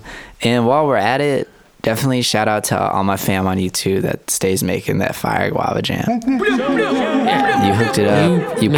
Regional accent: Miami, Florida, United States; in the style that I grew up with in Miami

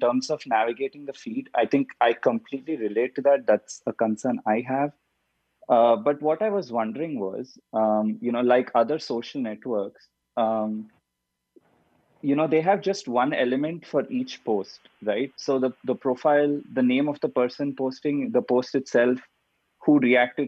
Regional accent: India; also born or lived in Mumbai, India; I'm originally from India

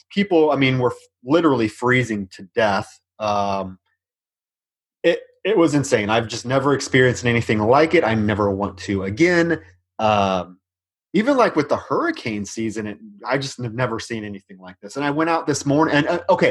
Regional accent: Iowa, United States; now in Houston, United States; I'm from Iowa

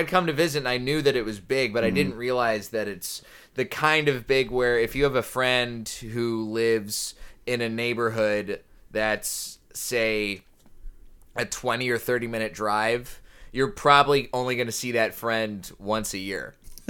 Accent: the South, United States; Like, growing up in the South, you know, for all of its flaws, the South does have a lot of camaraderie.

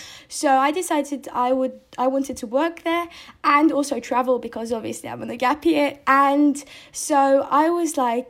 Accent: United Kingdom; So I was really happy because, they're British people. And I'm British, so I felt like good.

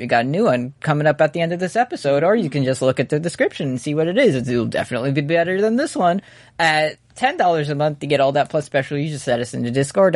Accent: New York City, New York, United States; I grew up in New York City.

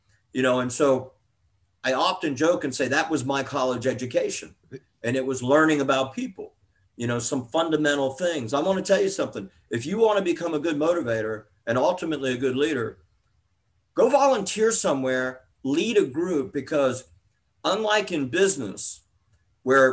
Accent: Miami, Florida, United States; I grew up down in Miami. Miami's home for me, down in South Florida

